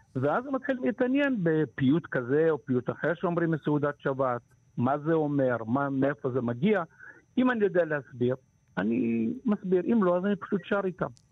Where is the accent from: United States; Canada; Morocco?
Morocco; now in Israel; אני יליד מרוקו